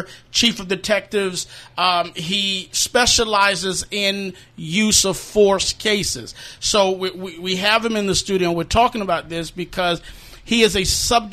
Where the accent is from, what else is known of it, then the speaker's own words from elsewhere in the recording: New York City, New York, United States; I'm from New York City